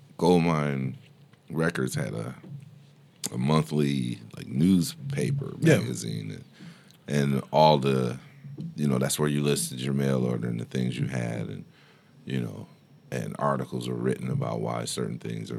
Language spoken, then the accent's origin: English; Sandusky, Ohio, United States; that's my hometown.